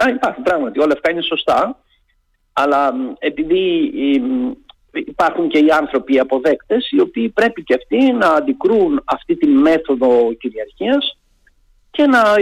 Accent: Peloponnese, Greece; Εγώ είμαι από τη Λακωνία και πίσω από τα βουνά ε, του χωριού μου, όταν ανεβαίναμε και πηγαίναμε τα πρωινά στα χωράφια και είχε καθαρό καιρό, βλέπαμε την Κρήτη.

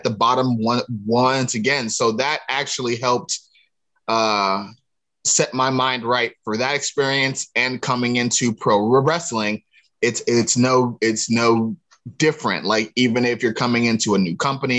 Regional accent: Cleveland, Ohio, United States; it's East Side Cleveland. There's a difference between the two. East Cleveland is more not necessarily suburban, but more outside of the city, whereas East Side Cleveland is, that's what people know to be the real deal. You know what I mean? So that's where I'm from. But that aside, I played football with all my cousins and stuff growing up in the area and the neighborhood

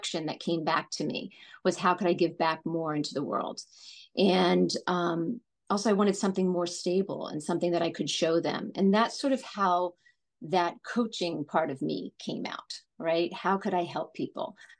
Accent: New Jersey, United States; moved away as an adult; now in Los Angeles, United States; Growing up in New Jersey, I grew up in a multi-generational household.

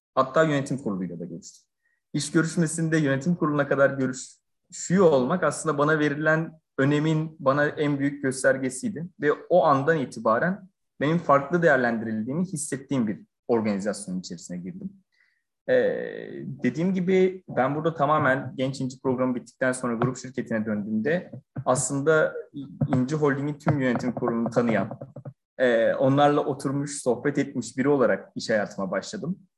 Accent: Burhaniye, Balıkesir, Turkey; Balıkesir Burhaniye doğumluyum.

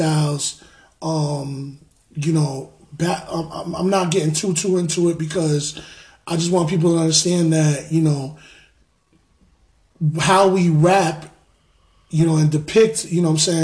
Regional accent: New York, United States; moved away as an adult; now in Connecticut, United States; born and raised in New York

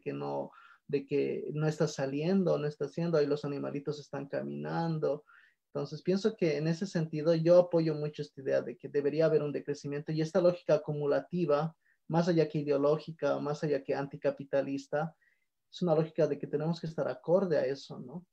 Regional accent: Bolivia; en países que Bolivia, donde no tenemos una industrialización fuerte

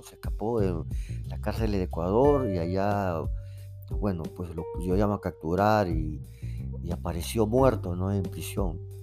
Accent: Peru; yo soy de acá de Perú

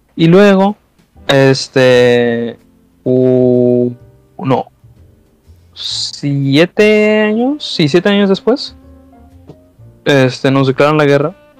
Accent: Mexico

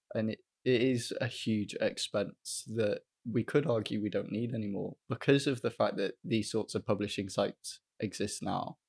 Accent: Welsh, Wales, United Kingdom; as a Welsh student

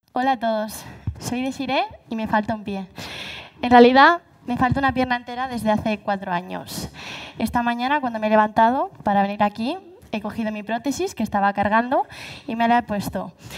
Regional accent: Galicia, Spain; Así somos los gallegos

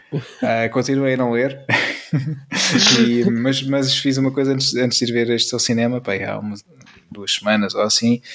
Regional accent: Peniche, Centro, Portugal; sou natural, natural de, uh, de Peniche

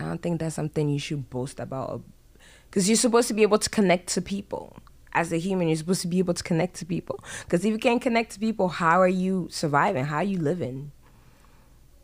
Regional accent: France; moved away; also born or lived in Ghana; So I was born in France. Even within France, I traveled, went to school here, was born here, did this here, did this here. I traveled. And then from France going to Ghana and then Ghana coming here.

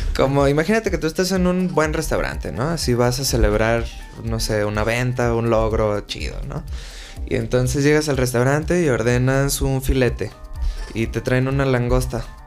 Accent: Mexico; soy mexicano

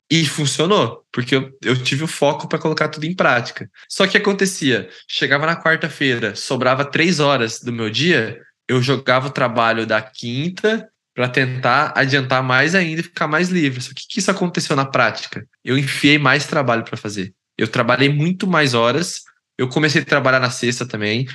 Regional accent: Londrina, Paraná, Brazil; also born or lived in São Paulo; eu sou natural de São Paulo, capital, mas eu fui criado em Londrina, no Paraná, que é onde eu, onde eu, onde eu moro atualmente

